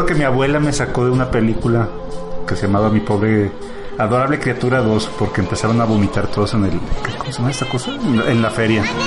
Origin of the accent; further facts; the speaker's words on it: Mexico; los que somos de México